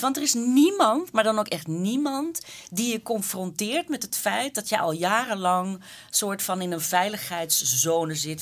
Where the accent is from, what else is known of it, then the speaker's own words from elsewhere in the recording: Flanders, Belgium; als Vlamingen onder elkaar